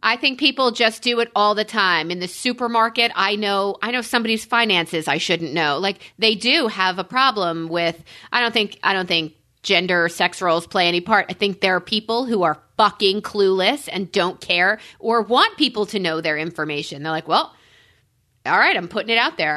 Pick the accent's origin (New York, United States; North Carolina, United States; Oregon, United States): New York, United States; I'm a New Yorker